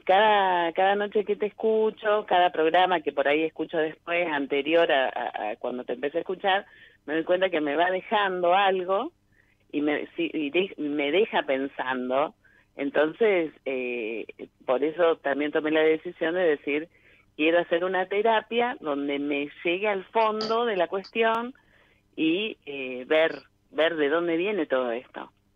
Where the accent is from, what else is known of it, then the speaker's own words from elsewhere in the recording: Cañada de Gómez, Santa Fe, Argentina; De Cañada de Gómez, cerca de Rosario